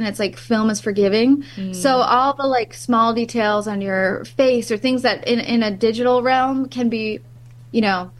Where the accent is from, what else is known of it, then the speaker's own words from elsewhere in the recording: New York, United States; moved away; also born or lived in Los Angeles; I'm originally from New York